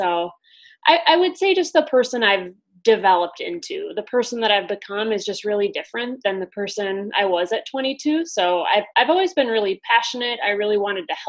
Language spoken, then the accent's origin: English; Wisconsin, United States; I'm from the Midwest and from the Wisconsin area, born and raised, as you can tell with my great accent